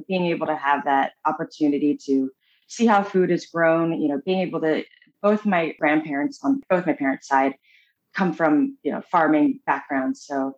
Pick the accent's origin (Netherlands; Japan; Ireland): Japan; born there; I was born in Japan. My parents were missionaries, in Tokyo and, adopted me from Kyushu, Japan, which is like the lower island.